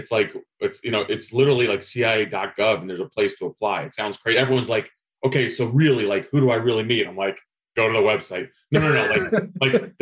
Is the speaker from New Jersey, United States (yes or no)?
yes; New Jersey, United States; also born or lived in Greece / Algeria; I grew up in New Jersey.